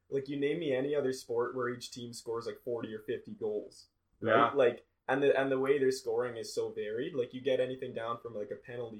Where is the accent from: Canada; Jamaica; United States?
Canada; I'm a Canadian guy